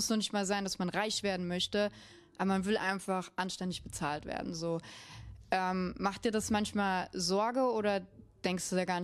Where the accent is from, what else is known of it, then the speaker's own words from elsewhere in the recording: Munich, Bavaria, Germany; Ich bin Münchner, deswegen darf ich das.